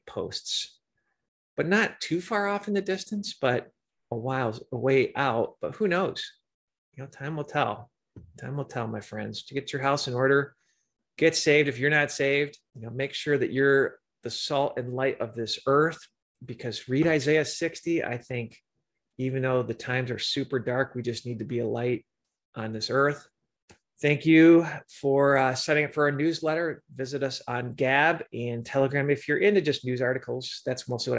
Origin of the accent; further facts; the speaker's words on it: Michigan, United States; now in Chicago suburbs, United States; I grew up in Michigan and live in the Chicago suburbs.